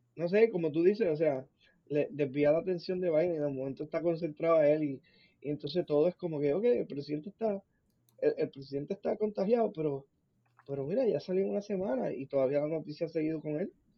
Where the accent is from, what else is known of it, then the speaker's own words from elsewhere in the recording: Puerto Rico; Nosotros somos cultura puertorriqueña, slash hispana, latina y, americana